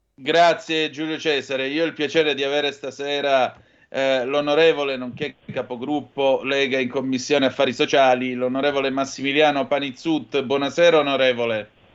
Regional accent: Calabria, Italy; Io vengo dalla Calabria, come puoi intuire

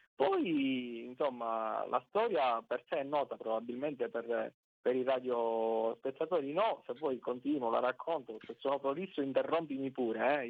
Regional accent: Sicily, Italy; accent: Sicilian; noi dalla Sicilia

